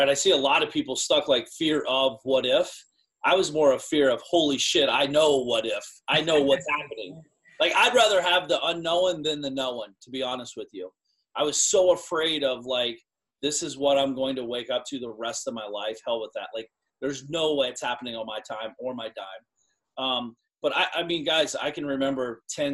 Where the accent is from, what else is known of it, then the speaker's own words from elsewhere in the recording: small Ohio town, United States; also born or lived in Florida; I walked around the town I grew up in. My parents still live in the house